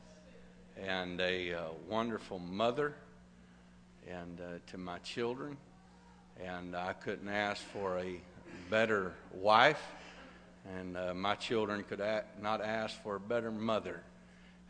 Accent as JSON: {"language": "English", "region": "Arkansas", "country": "United States", "tie": "born or raised there", "moved": "yes", "lives_now": "Texas, United States", "said": "I was born and raised in Arkansas"}